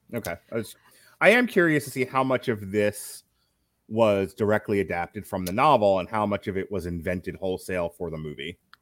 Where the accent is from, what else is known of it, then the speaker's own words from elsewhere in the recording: New York, United States; moved away as an adult; now in Florida, United States; I'm from New York.